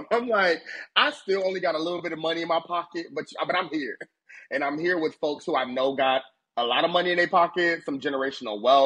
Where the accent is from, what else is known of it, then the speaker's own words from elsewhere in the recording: Ohio, United States; moved away; also born or lived in Washington, D.C.; I'm from Ohio, born and raised